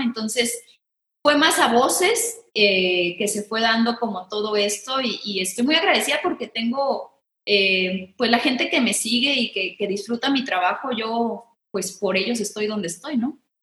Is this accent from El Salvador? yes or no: no; Guadalajara, Jalisco, Mexico; accent: tapatío; soy mitad brasileña porque mi papá es brasileño, pero soy bien tapatía